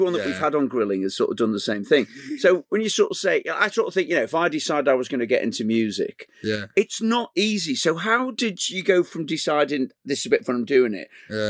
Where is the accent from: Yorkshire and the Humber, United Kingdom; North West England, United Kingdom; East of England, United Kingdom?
North West England, United Kingdom; Liverpool; I mean, you know, as a Scouser then, we sort of say that, you know, swear is actually what we call punctuation.